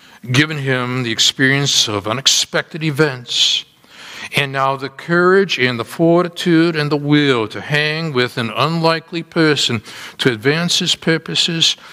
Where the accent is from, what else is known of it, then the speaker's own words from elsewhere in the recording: Wisconsin, United States; I'm Wisconsin